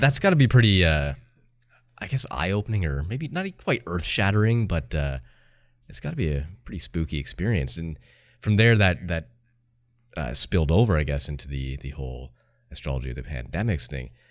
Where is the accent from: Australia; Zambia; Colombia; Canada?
Canada; I'm Canadian